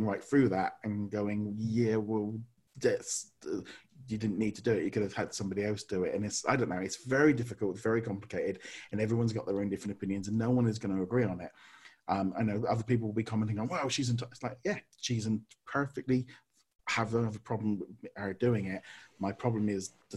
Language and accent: English; United Kingdom; being in Britain and being British